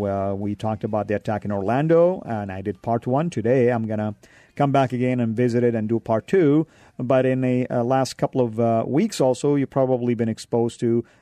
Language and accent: English; Saudi Arabia; as a Muslim myself back then and now a follower of Christ, growing up in Saudi